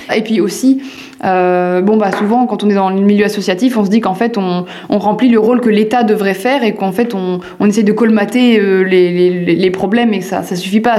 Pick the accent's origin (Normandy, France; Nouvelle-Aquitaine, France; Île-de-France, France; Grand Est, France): Normandy, France; Évrecy; J'ai grandi à Évrecy, une ville de 2000 habitants